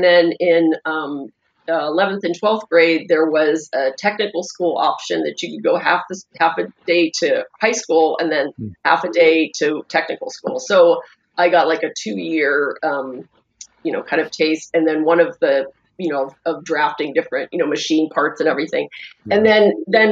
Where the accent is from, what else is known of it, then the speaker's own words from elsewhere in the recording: Pittsburgh, Pennsylvania, United States; I grew up in Pittsburgh